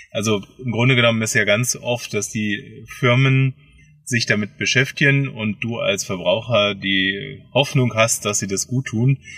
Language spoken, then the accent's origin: German; Hanover, Lower Saxony, Germany; born there; now in Bad Feilnbach, Germany; bin geboren in Hannover und äh, lebe in Bad Feinbach